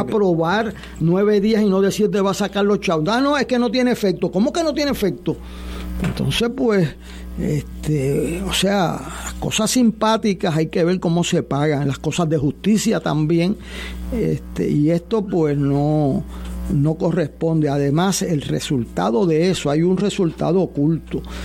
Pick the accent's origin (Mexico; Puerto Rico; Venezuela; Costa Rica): Puerto Rico; como puertorriqueño